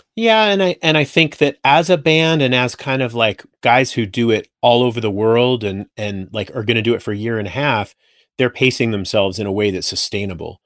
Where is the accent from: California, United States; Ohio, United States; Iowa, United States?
California, United States; Simi Valley; moved away as an adult; also born or lived in San Francisco Bay Area, California; now in Boise, United States; I grew up in Simi Valley